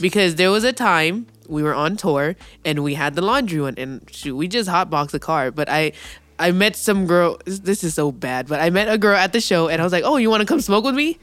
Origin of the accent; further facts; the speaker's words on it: California, United States; being a Californian is, quote-unquote, worse than being a minority